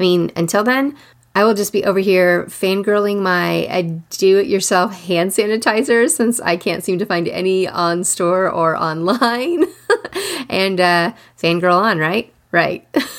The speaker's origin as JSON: {"language": "English", "town": "Austin", "region": "Texas", "country": "United States", "said": "I am from Austin. In the early 90s, I lived there. And then I went back in the 2000-somethings."}